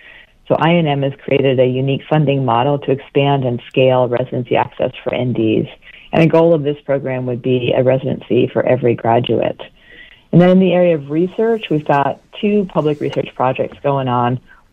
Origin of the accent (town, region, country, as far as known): Vermont, United States